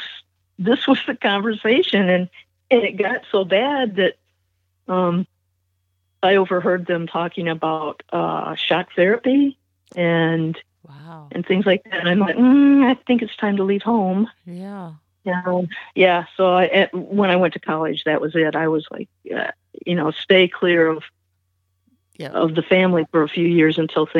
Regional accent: Mansfield, Ohio, United States; moved away; also born or lived in Michigan; I was born and partly raised in Ohio, and then we moved to Michigan.

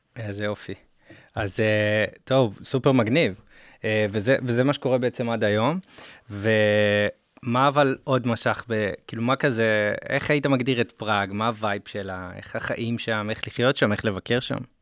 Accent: Israel; בתור ישראלים

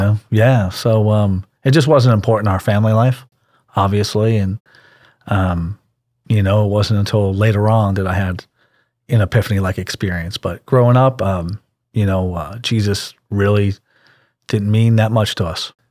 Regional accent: Pittsburgh, Pennsylvania, United States; now in Houston, United States; I grew up in Pittsburgh, Pennsylvania

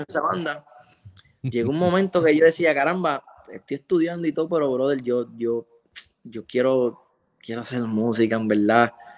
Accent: Lares, Puerto Rico; tocaba un festival en Lare, en mi pueblo

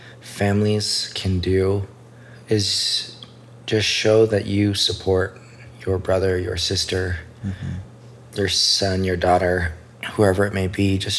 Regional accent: Idaho Falls, Idaho, United States; moved away as an adult; also born or lived in Utah; I grew up in Idaho Falls. Okay. Yeah. Born and raised. Parents still live in the same house. Been there for 30 years.

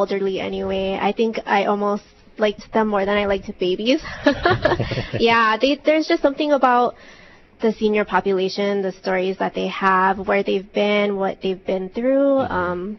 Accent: Hawaii, United States; I was born and raised here in Hawaii

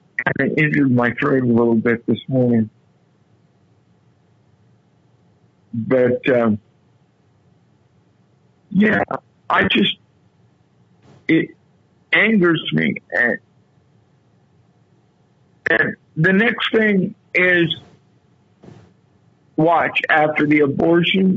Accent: Muncie, Indiana, United States; moved away; also born or lived in Texas; I was born in Muncie, Indiana

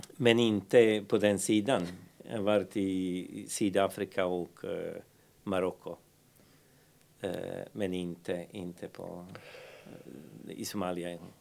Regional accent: Banja Luka, Republika Srpska, Bosnia & Herzegovina; Swedish is a second language; moved away as an adult; now in Härnösand, Sweden; vi växte upp, jag brukar säga liksom i Banja Luka

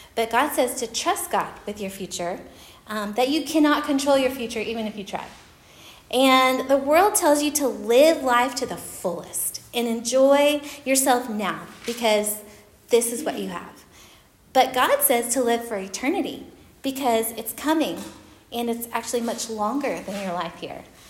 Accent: Oklahoma, United States; moved away; I'm from Oklahoma

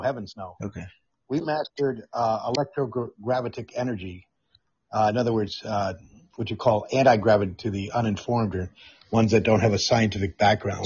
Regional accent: Amsterdam, North Holland, Netherlands; moved away; I grew up in the Netherlands. I consider Europe my home. I am 50% Scottish and 50% British.

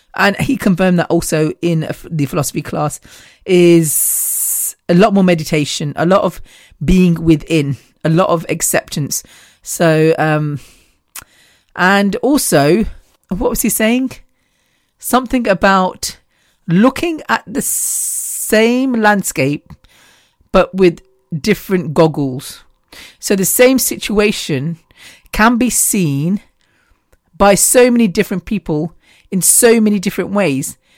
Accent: the Midlands, England, United Kingdom; we're from the Midlands, so we're halfway central, central England, I guess.

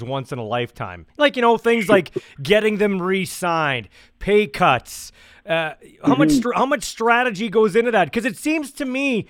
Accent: Canada; as an announcer, as a Canadian, as a guy that's grown up loving this league

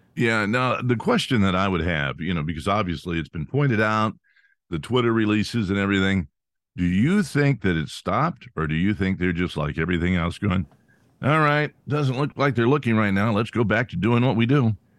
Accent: Pennsylvania, United States

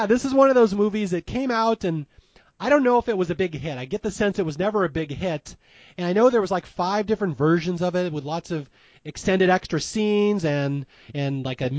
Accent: Seattle, Washington, United States; I'm from Seattle

